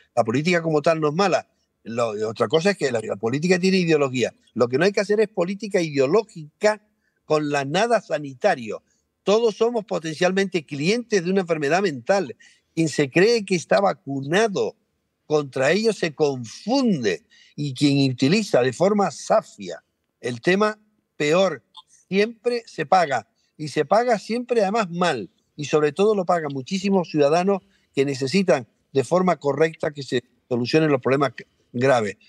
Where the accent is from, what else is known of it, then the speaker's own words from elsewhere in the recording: Canary Islands, Spain; Nosotros dos estamos en Tenerife. Eh, quiere decir que no tiene mayor, somos canarios todos